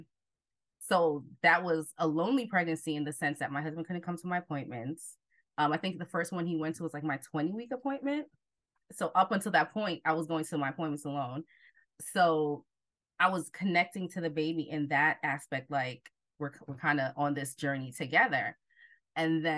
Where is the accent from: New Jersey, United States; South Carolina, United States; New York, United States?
New Jersey, United States; also born or lived in Jamaica; I am originally from Jamaica, but grew up in Jersey most of my life